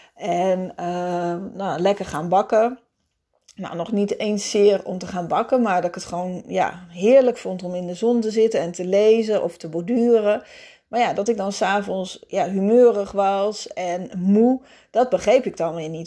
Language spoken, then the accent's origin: Dutch; Netherlands; als Nederlanders